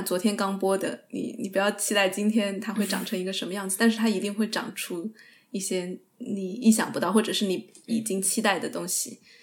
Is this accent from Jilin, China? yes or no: no; Sichuan, China; accent: Sichuanese; 我跟我爷爷奶奶，或者是我，我父母，我就会倾向于用四川话